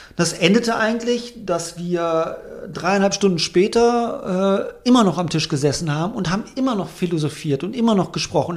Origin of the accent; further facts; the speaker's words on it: Germany; als Deutscher